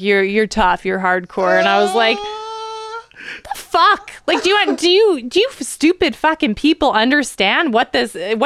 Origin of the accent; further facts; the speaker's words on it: Port Coquitlam, British Columbia, Canada; I'm from Southside Poco